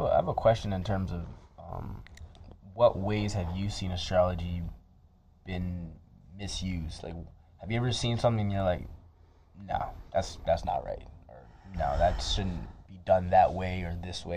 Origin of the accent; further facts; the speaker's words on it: Toronto, Ontario, Canada; now in Edmonton, Canada; we're both from the Toronto area